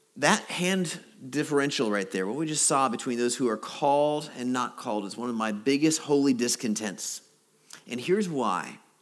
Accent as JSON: {"language": "English", "region": "Alaska", "country": "United States", "also_born_or_lived": "Chicago", "moved": "yes", "said": "I'm from Alaska"}